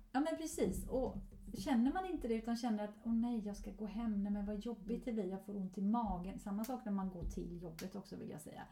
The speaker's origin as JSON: {"language": "Swedish", "country": "Sweden", "also_born_or_lived": "Gothenburg, Sweden", "said": "hemma i Sverige"}